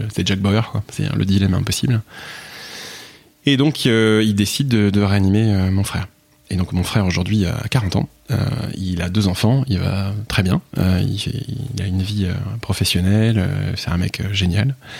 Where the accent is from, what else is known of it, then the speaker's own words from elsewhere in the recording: Picardy, Hauts-de-France, France; moved away; je suis de Picardie